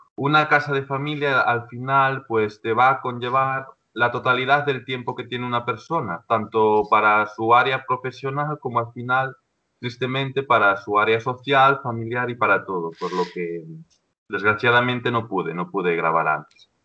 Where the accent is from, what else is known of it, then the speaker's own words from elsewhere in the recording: Ponteceso, Galicia, Spain; yo soy ya un hombre, de 26 años que soy de Ponteceso, ¿vale? De un pueblo de, de A Coruña. Entonces, cuando me fui del pueblo, sobre los 16 años